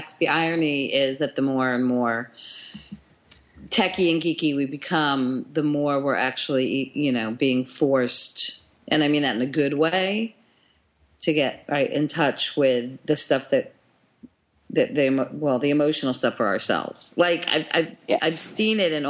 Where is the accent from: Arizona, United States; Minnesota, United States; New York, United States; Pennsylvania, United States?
New York, United States; now in Tel Aviv, Israel; I'm a New Yorker